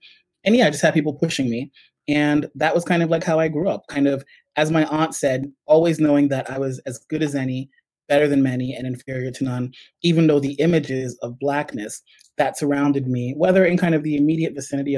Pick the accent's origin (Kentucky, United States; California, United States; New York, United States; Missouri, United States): New York, United States; New York City; moved away as an adult; also born or lived in Jamaica; now in United Kingdom; So I was born in Jamaica, my parents, I guess in the early 1980s decided that, I guess, Jamaica was becoming a bit too socialist and communist or whatever, and they kind of thought it was going to be like Cuba. So they took us to New York, grew up in the Bronx